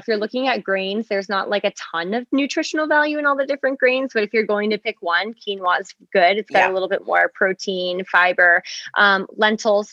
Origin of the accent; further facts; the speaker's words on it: Massachusetts, United States; I'm a New England girl. I grew up in Massachusetts.